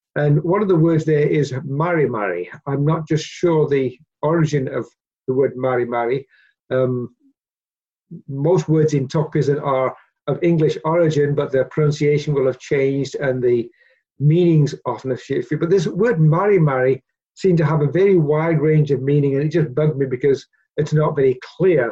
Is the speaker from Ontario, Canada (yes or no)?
yes; Peterborough, Ontario, Canada; moved away; also born or lived in Papua New Guinea; growing up in the church um, in Peterborough, uh, back in the uh, 60s